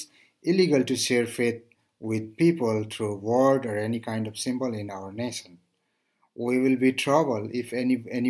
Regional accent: Nepal; from Nepal

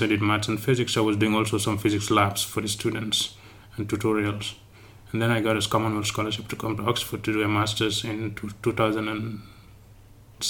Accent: Gambia; moved away as an adult; now in Cape Town, South Africa; I grew up in the Gambia

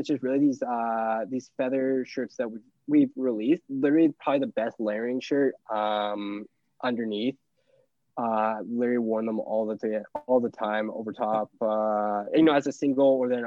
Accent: Canada; I'm not that proud to say I'm from Canada

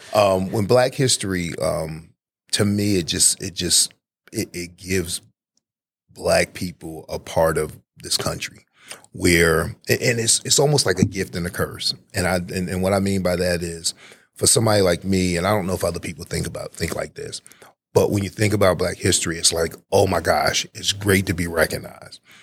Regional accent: Newark, New Jersey, United States; moved away as an adult; also born or lived in West Virginia / Baltimore, Maryland; now in Georgia, United States; I'm originally from New Jersey. I'm a North New Jersey native

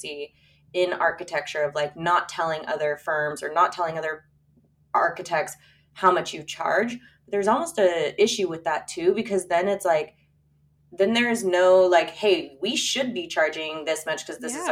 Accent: San Diego, California, United States; I was born and raised in La Jolla. I'm third generation

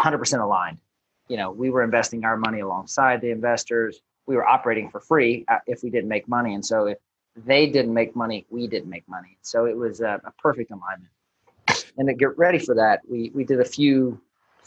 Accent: Baton Rouge, Louisiana, United States; moved away as an adult; originally born and raised in Baton Rouge, or right outside of Baton Rouge, Louisiana.

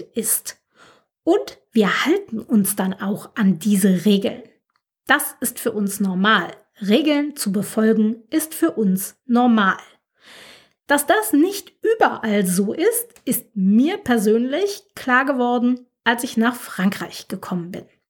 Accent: Germany; uns Deutschen

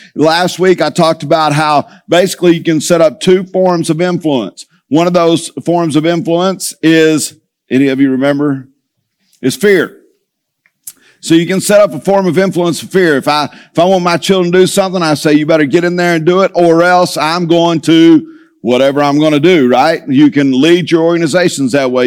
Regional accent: Tulia, Texas, United States; moved away; I grew up in Tully, Texas

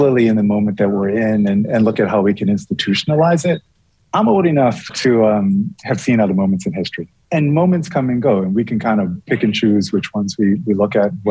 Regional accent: Bermuda; moved away; When I was a kid, and I grew up in Bermuda.

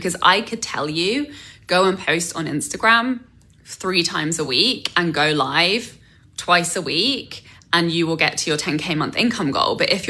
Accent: England, United Kingdom; moved away as an adult; now in North America; I came to North America from England, knew zero. I had one relative and I had one connection in the film industry

